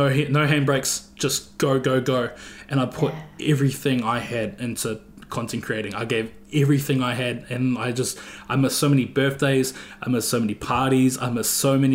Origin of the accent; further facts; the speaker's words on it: Auckland, New Zealand; I was some kid from West Auckland